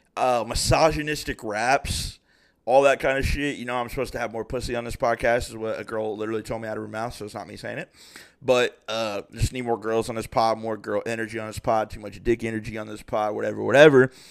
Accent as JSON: {"language": "English", "town": "Springboro", "region": "Ohio", "country": "United States", "said": "I'm from Springboro, Ohio, eleven twenty Center Spring"}